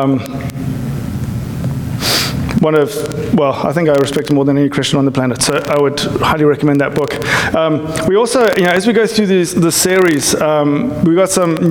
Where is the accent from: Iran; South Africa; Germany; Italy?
South Africa; now in United States; I'm South African